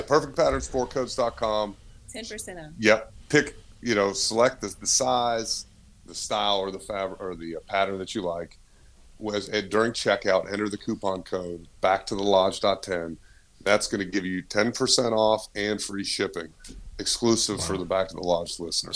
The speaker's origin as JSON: {"language": "English", "town": "Martinsville", "region": "Virginia", "country": "United States", "said": "We're originally from Southwest Virginia, right outside Martinsville Speedway"}